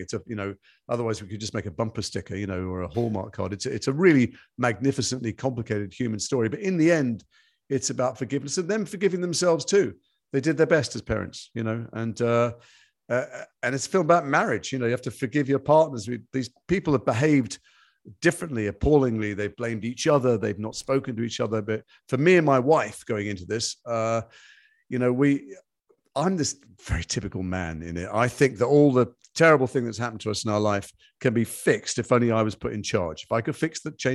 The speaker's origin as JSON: {"language": "English", "town": "Liverpool", "region": "North West England", "country": "United Kingdom", "moved": "yes", "said": "I'm from Liverpool. It's in my blood."}